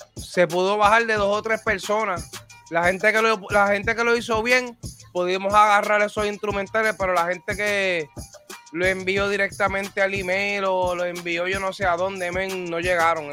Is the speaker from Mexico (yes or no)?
no; Puerto Rico; Soy de Puerto Rico